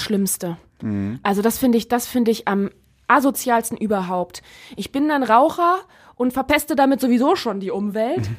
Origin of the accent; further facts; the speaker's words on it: Neuss, North Rhine-Westphalia, Germany; in Neuss, ähm, in meiner Heimat